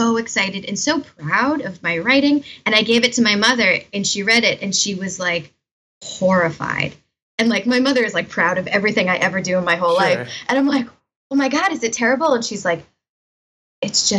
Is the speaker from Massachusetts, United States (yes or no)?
yes; Winthrop, Massachusetts, United States; I grew up in Winthrop, Massachusetts, which is like basically on top of the airport.